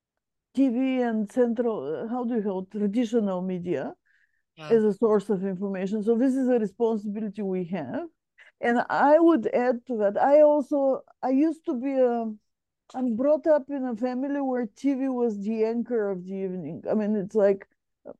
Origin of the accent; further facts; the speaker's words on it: Bulgaria; moved away as an adult; So I come from, my home country is Bulgaria